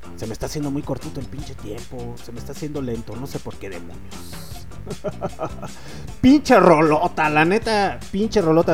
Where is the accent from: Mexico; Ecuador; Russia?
Mexico; soy mexicano